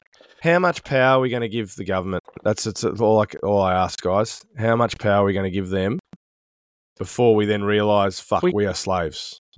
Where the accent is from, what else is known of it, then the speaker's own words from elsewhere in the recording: Sydney, New South Wales, Australia; also born or lived in Melbourne; now in New Zealand; when I grew up in Sydney